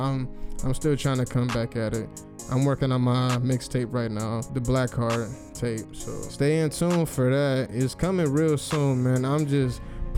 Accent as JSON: {"language": "English", "town": "Cleveland", "region": "Ohio", "country": "United States", "tie": "born or raised there", "said": "I'm from Cleveland, Ohio, born and raised"}